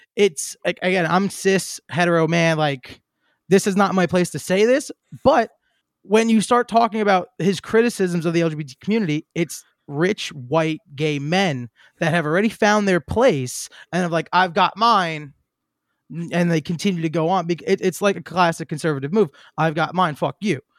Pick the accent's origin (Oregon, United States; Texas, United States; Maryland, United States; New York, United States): New York, United States; New York City; I'm from Queens. Like, I know that kinda mentality that comes from there.